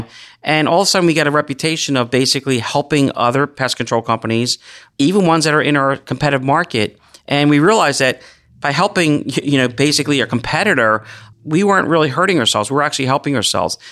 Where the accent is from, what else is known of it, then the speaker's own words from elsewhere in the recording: Gloucester County, New Jersey, United States; I grew up right here in Gloucester County